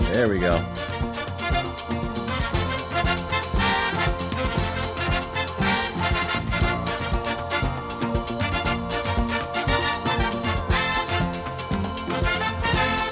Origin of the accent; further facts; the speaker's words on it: New Jersey, United States; moved away; also born or lived in Miami; when I was growing up in New Jersey